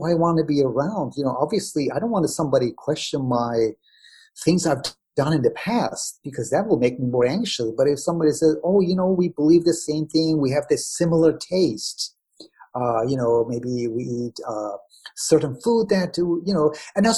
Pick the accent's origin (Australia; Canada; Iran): Iran; moved away; I'm from Iran